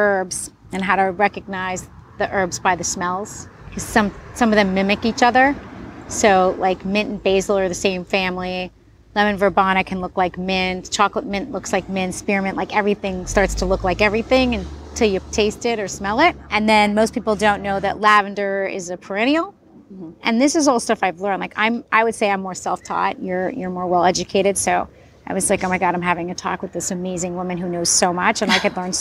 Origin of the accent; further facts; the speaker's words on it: New York City, New York, United States; now in Los Angeles, United States; I also grew up in the city, I grew up in New York City